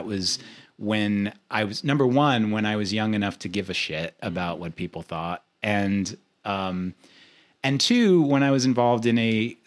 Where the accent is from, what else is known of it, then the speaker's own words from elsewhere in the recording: New York City, New York, United States; I grew up in Queens